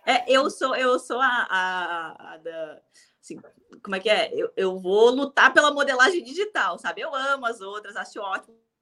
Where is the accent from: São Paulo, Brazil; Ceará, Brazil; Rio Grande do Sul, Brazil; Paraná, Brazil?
Rio Grande do Sul, Brazil; eu sou do Rio Grande do Sul